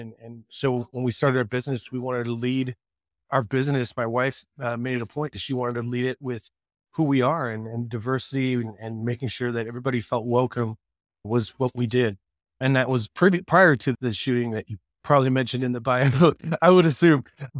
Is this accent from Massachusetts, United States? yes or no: no; San Diego, California, United States; When I grew up in San Diego, Mira Mesa is a very diverse town.